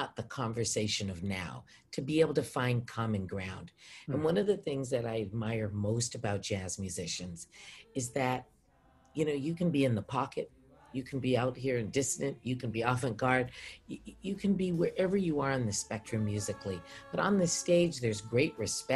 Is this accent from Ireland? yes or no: no; Edmonton, Alberta, Canada; moved away; also born or lived in Rhode Island (Brown University) / British Columbia; I am born and raised in Edmonton, Alberta, Canada